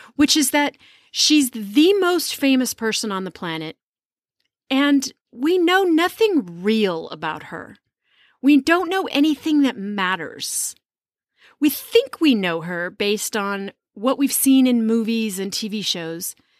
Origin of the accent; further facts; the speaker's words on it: United States; as an American